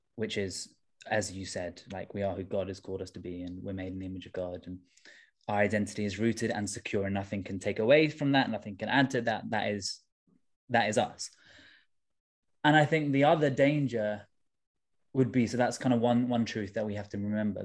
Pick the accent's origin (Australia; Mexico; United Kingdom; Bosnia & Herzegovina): United Kingdom; London; I'm from Tooting in southwest London. Um, my dad is from India originally. My mum is from Sri Lanka. And, um, yeah, I was, I was born and raised in London